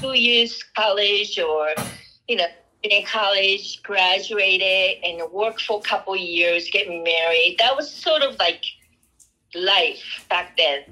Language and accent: English; Japan; English is a second language; moved away as an adult; now in Colorado, United States; I grew up in Japan. I was born and raised there